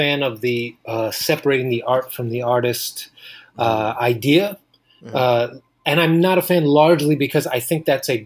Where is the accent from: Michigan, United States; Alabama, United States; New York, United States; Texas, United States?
New York, United States; New York City; Born and raised in Queens, and then now I live in Washington Heights in Manhattan.